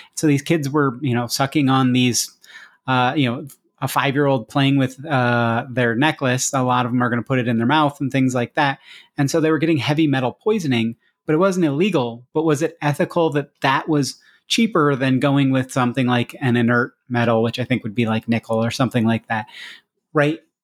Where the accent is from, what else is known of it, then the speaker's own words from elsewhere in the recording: United States; as an American